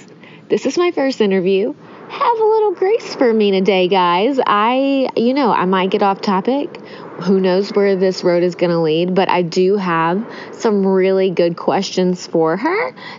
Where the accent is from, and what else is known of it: Nashville, Tennessee, United States; born or raised there